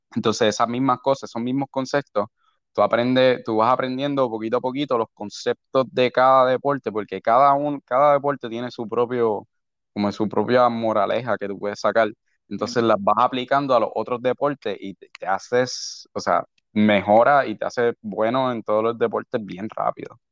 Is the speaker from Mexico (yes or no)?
no; San Juan, Puerto Rico; De San Juan, nací criado en San Juan.